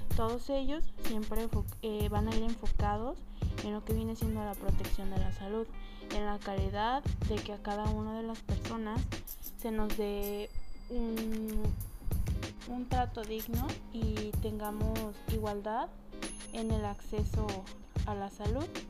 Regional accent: Mexico; como mexicanos

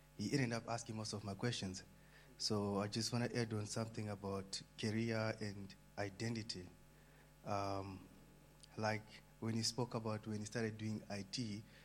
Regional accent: Zimbabwe; moved away; I'm from Zim.

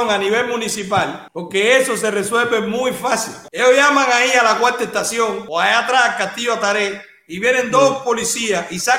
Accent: Havana, Cuba; born there; yo nací en el cerro, yo nací en el Pilar y me quedé en Carraguao.

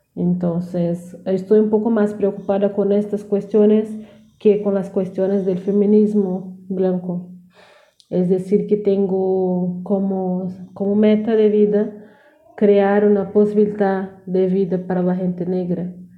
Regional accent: South Region, Brazil; Spanish is a second language; soy de sur de Brasil

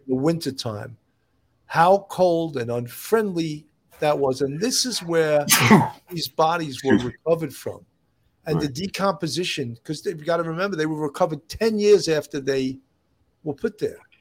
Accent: Long Island, New York, United States; I'm a troubleshooter born and raised on Long Island

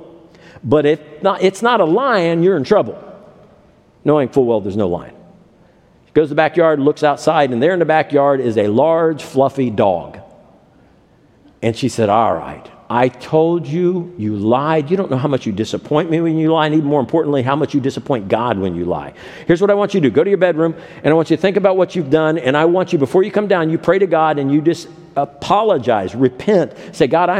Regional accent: Ohio, United States; When I was growing up in Ohio

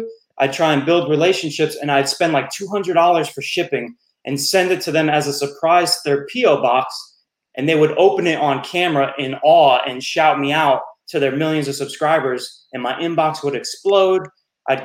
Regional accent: West Milford, New Jersey, United States; moved away as an adult; also born or lived in Florida; I was born and raised in Jersey

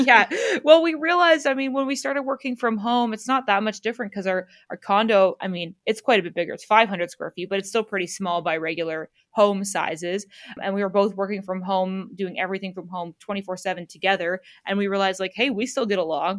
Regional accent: Southern Ontario, Canada; we're from Southern Ontario

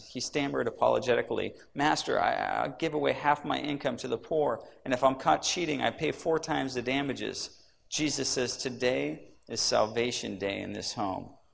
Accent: Sacramento, California, United States; I grew up in Sacramento

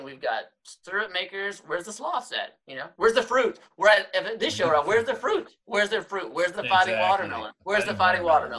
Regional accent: Munday, Texas, United States; My hometown, of course, is the Monday Moguls

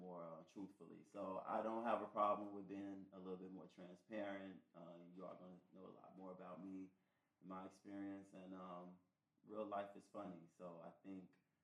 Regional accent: Chicago, Illinois, United States; growing up in Chicago as a gay black male

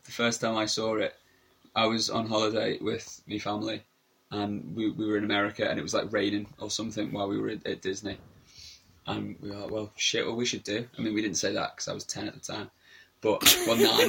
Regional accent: United Kingdom; being a British man

